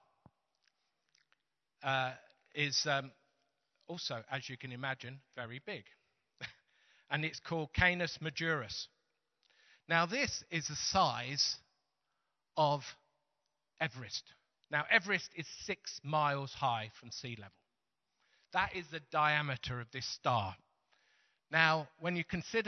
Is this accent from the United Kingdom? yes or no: yes; Teesside, North East England, United Kingdom; we're from Teesside